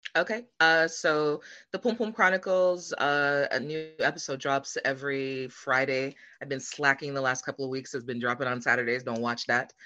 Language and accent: English; Jamaica; moved away; I'm originally from Jamaica